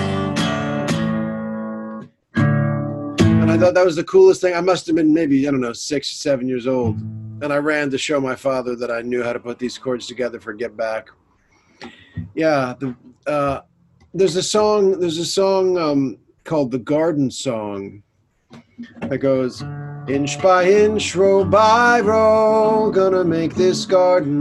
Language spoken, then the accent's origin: English; United States; moved away as an adult; now in London, United Kingdom; I'm an American singer-songwriter, and I'm based now in September 2020 in London